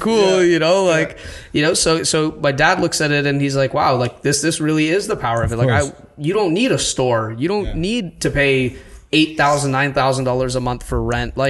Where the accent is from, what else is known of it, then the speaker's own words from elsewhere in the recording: India; I'm Indian